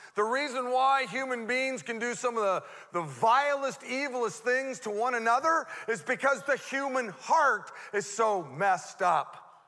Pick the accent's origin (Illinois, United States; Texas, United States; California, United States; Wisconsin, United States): California, United States; Modesto; I grew up here in Modesto. I went to Fremont Elementary School, you know, Roosevelt Junior High, uh, Grace M. Davis